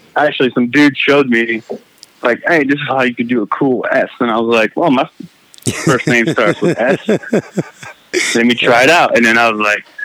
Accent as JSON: {"language": "English", "town": "Paris", "region": "Île-de-France", "country": "France", "said": "I was in Paris, France."}